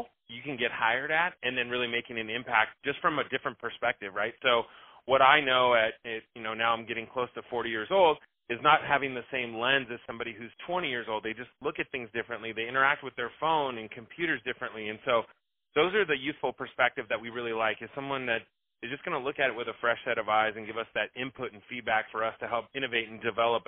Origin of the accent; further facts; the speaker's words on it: Bay Area, California, United States; I'm from the Bay Area